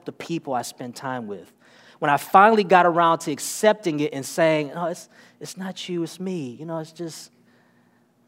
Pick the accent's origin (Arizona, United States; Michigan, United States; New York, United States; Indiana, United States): Michigan, United States; Detroit; moved away; I'm originally from Detroit, Michigan.